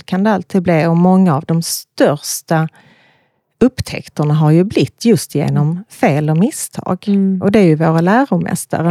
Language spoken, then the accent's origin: Swedish; Malmö, Skåne, Sweden; Jag är från Malmö, mm. bor i Malmö